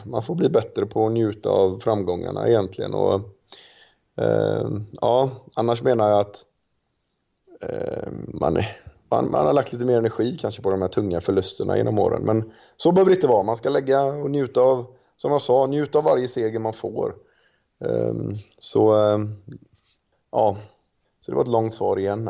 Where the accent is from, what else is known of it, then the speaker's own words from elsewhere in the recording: Gothenburg, Västra Götaland, Sweden; jag är familjefar och göteborgare